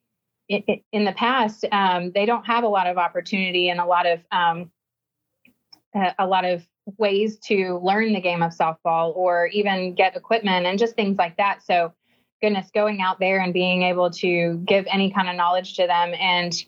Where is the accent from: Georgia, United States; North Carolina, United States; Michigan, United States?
Georgia, United States; moved away as an adult; also born or lived in Tuscaloosa, Alabama / South Carolina; Growing up in Georgia, about 20 minutes from the University of Georgia